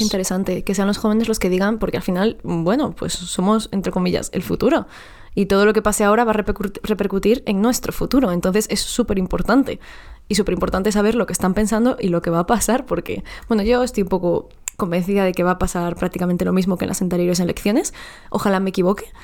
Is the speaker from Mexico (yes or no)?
yes; Mexico; now in Madrid, Spain; yo no nací aquí